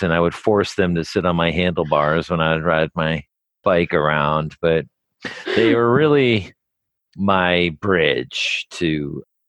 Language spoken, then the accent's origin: English; New Jersey, United States; I grew up in New Jersey and I didn't really see any nature